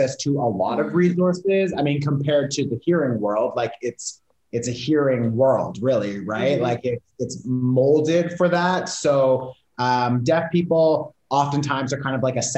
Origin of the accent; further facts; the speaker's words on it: Toronto, Ontario, Canada; moved away as an adult; now in Portugal; I live in Portugal now. I'm from Canada, Toronto